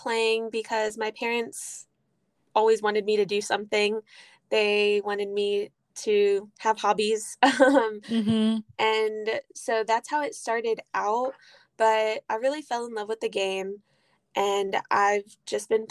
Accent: Houston, Texas, United States; moved away as an adult; now in Holly Springs, United States; I'm from Houston, Texas, but I go to school at Rust College in Holly Springs, Mississippi

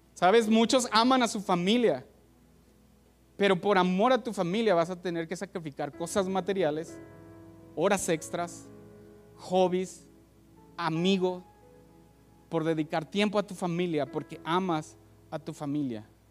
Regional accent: Mexico; como mexicanos somos aceptados en muchos lugares

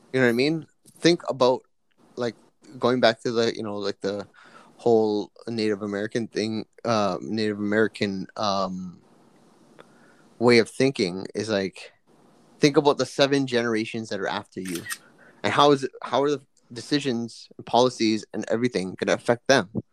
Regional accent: Canada; I'm, you know, Japanese, Filipino, at, but I'm also Canadian, right? I was born here

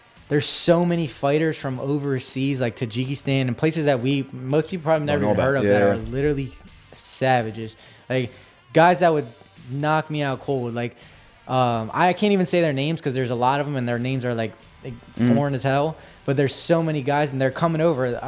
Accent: New Jersey, United States; I'm not from Philly, you know, I'm from New Jersey

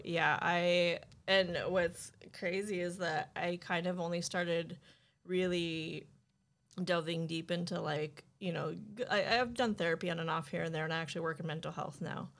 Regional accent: New Mexico, United States; moved away as an adult; also born or lived in Oakland, California; growing up in New Mexico, it's a small town

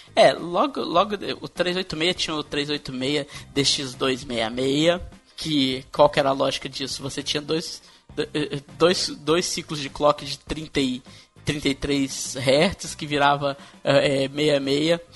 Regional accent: Minas Gerais, Brazil; eu, como sou de Minas

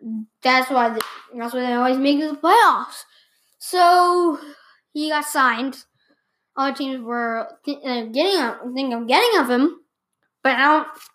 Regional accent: Massachusetts, United States; I am from Massachusetts

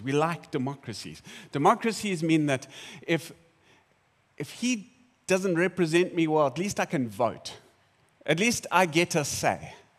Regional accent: South Africa; I'm South African

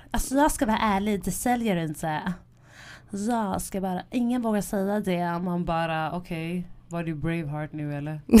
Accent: Rio de Janeiro, Brazil; Jag är från Rio.

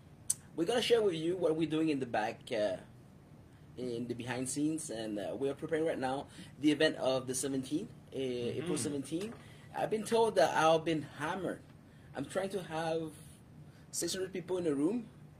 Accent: United Kingdom; I don't sound like one, but I'm British.

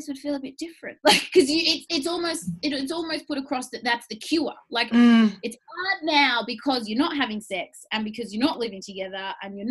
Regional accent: Melbourne, Victoria, Australia; I'm from Melbourne.

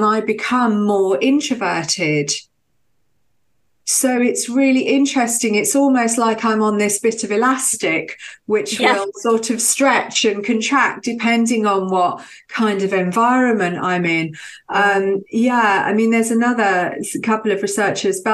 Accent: Birmingham, West Midlands, United Kingdom; moved away as an adult; now in Brighton, United Kingdom; I grew up in Birmingham

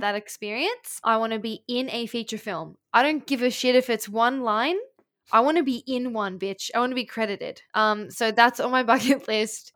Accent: Australia; We're Australian.

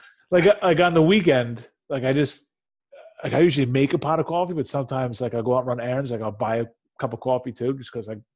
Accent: United States; I'm an American. I uh, I value my freedom

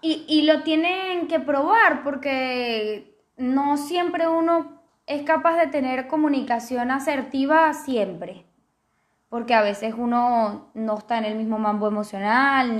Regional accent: Venezuela; yo soy venezolana

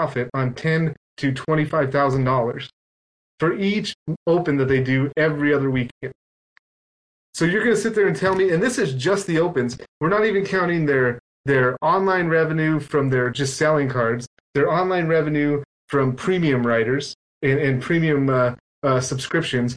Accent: Mexico; English is a second language; I come from Mexico

